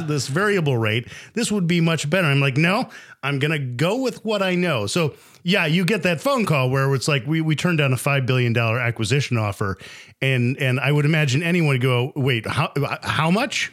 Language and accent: English; United States; as an American native